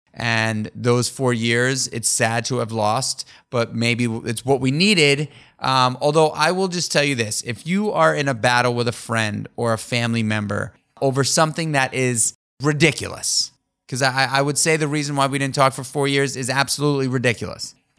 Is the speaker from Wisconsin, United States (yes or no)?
no; New York City, New York, United States; Daniel and I grew up together in New York City on the Upper East Side